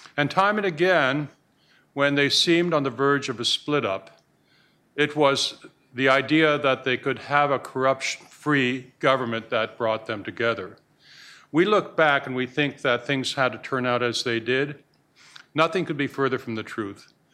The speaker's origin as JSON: {"language": "English", "country": "Canada", "moved": "yes", "lives_now": "United States", "said": "I'm a Canadian"}